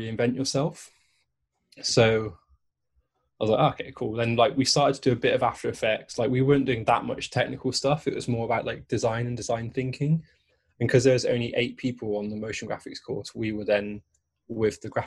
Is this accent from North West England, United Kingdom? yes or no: no; Bristol, South West England, United Kingdom; I grew up in Bristol